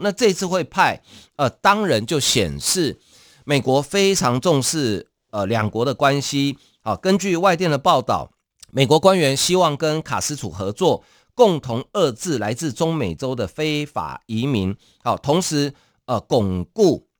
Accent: Taiwan; 我们台湾人会有一个习惯，要到庙里去抢头香

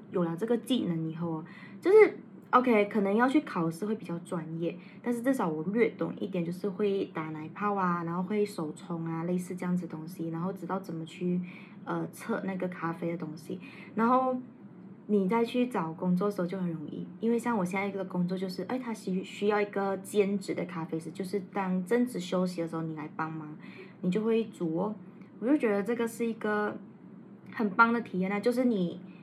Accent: Malaysia; 我们马来西亚人

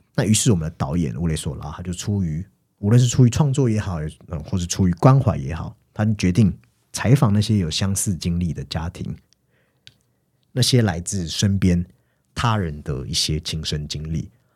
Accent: Taiwan; 以前我们成长在那种充满人情味的地方，下课后其实左邻右舍似乎都认识你

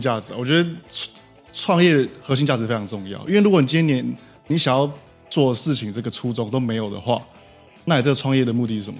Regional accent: Taiwan; 但是我觉得我们台湾人 很多啊，现在很多人大概都很缺， 缺乏这种能力

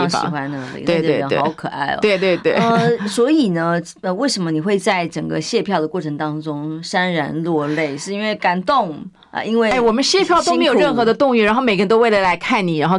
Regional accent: Pingtung County, Taiwan; 我是屏东人的，屏东跟高雄，我本来就常常去高雄

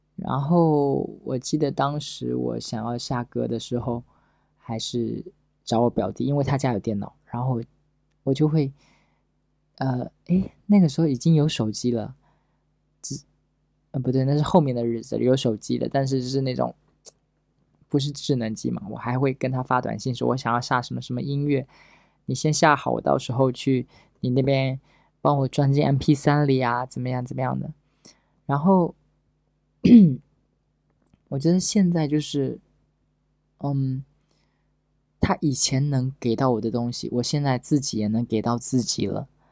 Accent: Pingtan, Fujian, China; 我是一个福建人，我原来在平潭

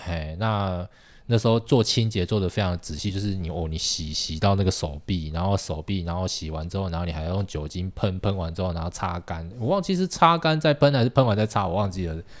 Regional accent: Tainan, Taiwan; moved away; 我是台南人

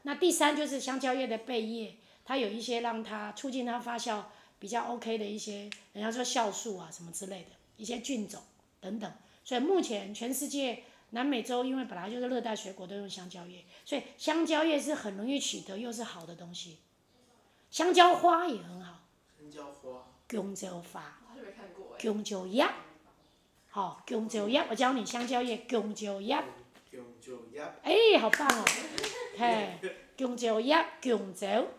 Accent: Taiwan; 我们台湾的客家人比较少吃

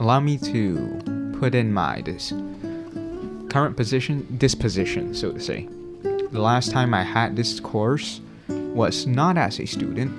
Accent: Malaysia; now in Taiwan; For my fellow Malaysians, that would be our third year in university

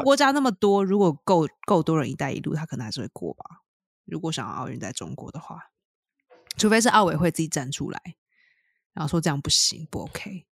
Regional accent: Taiwan; 身为一个台湾人

